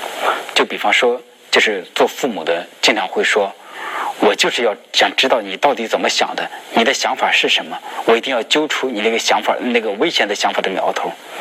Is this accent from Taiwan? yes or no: no; China; 我们中国人